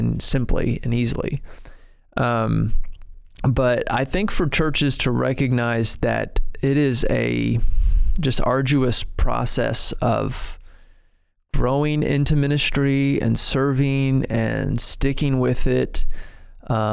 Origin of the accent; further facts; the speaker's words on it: Ohio, United States; moved away as an adult; also born or lived in Arkansas; I'm from Ohio